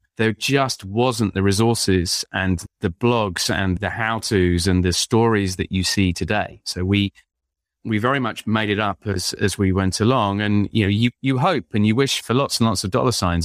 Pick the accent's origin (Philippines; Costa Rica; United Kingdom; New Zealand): United Kingdom; London; now in Windsor, United Kingdom; I'm an Englishman. I was born in London